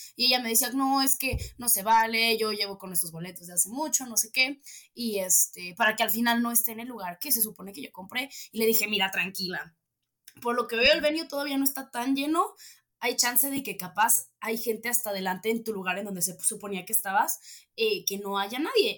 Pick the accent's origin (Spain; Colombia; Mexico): Mexico; State of Mexico; soy de Estado de México